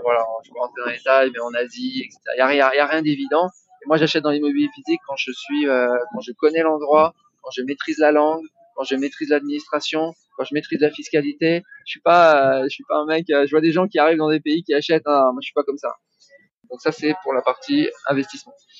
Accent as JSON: {"language": "French", "country": "France", "moved": "yes", "lives_now": "Bali, Indonesia", "said": "je suis français, hein, j'ai une seule nationalité, c'est français"}